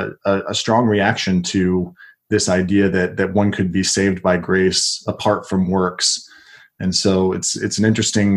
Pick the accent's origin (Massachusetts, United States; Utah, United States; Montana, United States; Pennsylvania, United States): Utah, United States; West Jordan; I was raised in Utah, part of the time near Salt Lake City, and then the majority of my adolescence in West Jordan, which is a suburb of Salt Lake City.